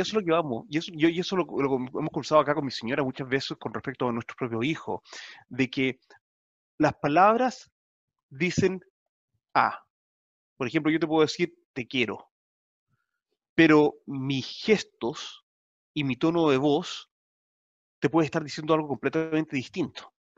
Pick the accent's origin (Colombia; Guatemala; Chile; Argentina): Chile; now in New Zealand; como latinoamericano, como chileno